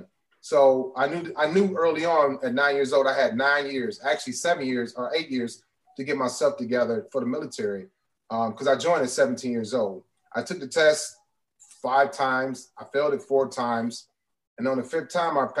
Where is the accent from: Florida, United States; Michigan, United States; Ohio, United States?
Ohio, United States; East Cleveland; moved away; growing up in East Cleveland, it was a really thriving place